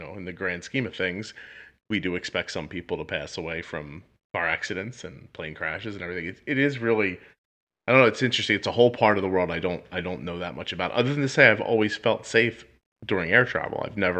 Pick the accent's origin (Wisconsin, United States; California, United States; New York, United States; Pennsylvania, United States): Pennsylvania, United States; Philadelphia; So, I'm in Philadelphia, right around, well, I'm outside of Philadelphia, New Jersey. And I grew up in Philly my whole life.